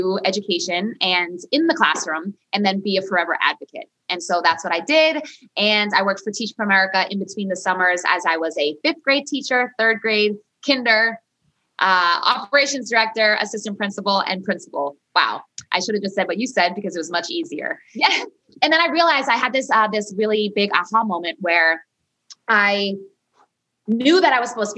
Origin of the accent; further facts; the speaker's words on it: Peabody, Massachusetts, United States; I am from a city just north of Boston. I'm from Peabody, not Peabody.